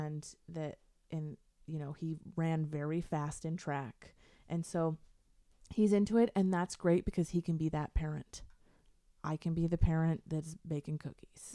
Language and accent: English; Portland, United States; moved away as an adult; I grew up in Portland